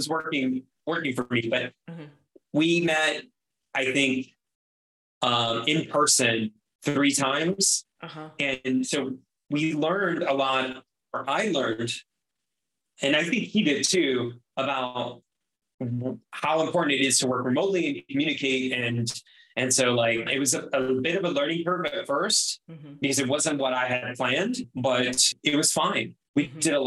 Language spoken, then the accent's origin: English; Miami, Florida, United States; moved away; I'm from Miami